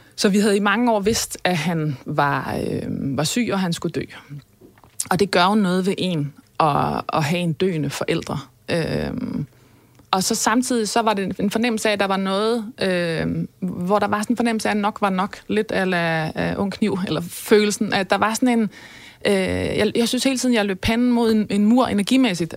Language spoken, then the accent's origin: Danish; North Sea coast, West Jutland, Denmark; vokse op ved Vesterhed